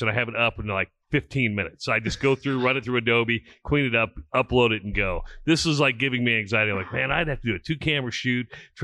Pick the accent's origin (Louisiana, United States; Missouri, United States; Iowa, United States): Iowa, United States; now in Nebraska, United States; I'm from Iowa.